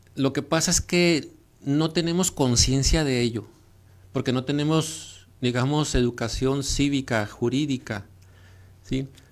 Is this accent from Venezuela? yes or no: no; Mexico; los mexicanos